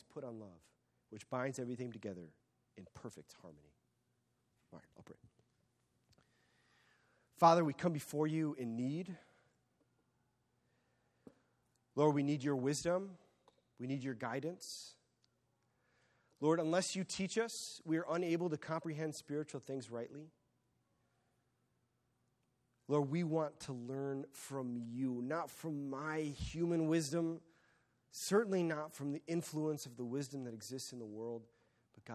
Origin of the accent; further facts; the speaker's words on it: United States; I am an American